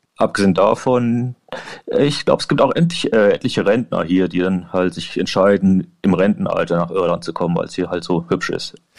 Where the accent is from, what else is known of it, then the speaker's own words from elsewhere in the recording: Germany; moved away as an adult; now in Ireland; ich bin hier als Deutscher und ich bin immer noch sehr direkt